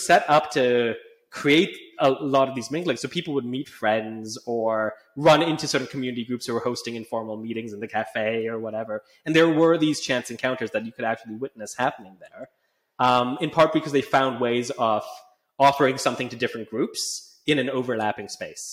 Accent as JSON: {"language": "English", "town": "Calgary", "region": "Alberta", "country": "Canada", "tie": "born or raised there", "moved": "as an adult", "lives_now": "United Kingdom", "said": "I grew up in Calgary in Canada"}